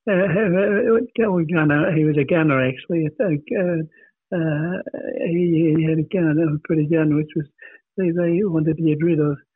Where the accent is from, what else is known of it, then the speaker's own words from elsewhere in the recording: Australia; moved away as an adult; my upbringing was on the farm right from the day I was born. I was born in Matawa. Uh, that's a local town, and and lived until uh, I moved here to, to, to the city.